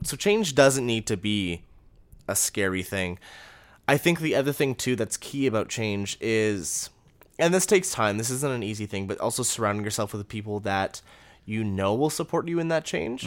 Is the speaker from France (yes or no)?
no; Canada; We're from Canada.